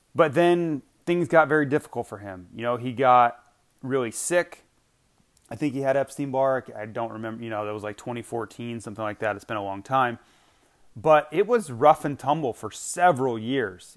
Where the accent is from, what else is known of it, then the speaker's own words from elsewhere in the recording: Gainesville, Florida, United States; moved away; mini Olympics are held in my hometown. So I, when I was still living there